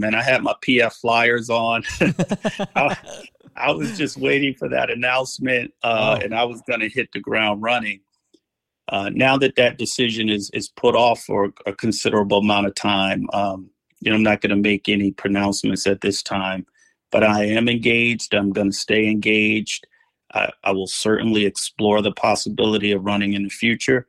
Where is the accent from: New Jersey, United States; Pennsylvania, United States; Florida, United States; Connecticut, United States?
New Jersey, United States; moved away as an adult; now in Los Angeles, United States; I came out here from New Jersey in 1994 to attend law school at UCLA. And my plan was I was going to return home.